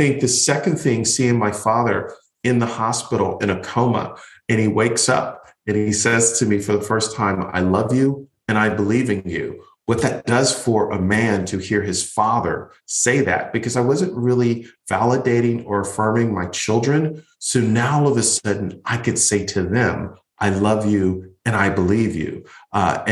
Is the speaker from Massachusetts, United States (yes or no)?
no; Buffalo, New York, United States; now in Florida, United States; I'm originally from Buffalo, New York. And yes, I grew up in a family that was very poor.